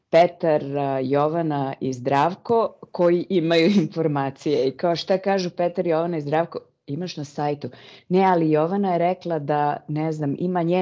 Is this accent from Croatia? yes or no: no; Serbia; moved away as an adult; also born or lived in South Africa; now in Netherlands; trenutno živim u Holandiji. Iz Srbije sam otišla pre skoro 20 godina – a posle ubistva Zorana Đinđića.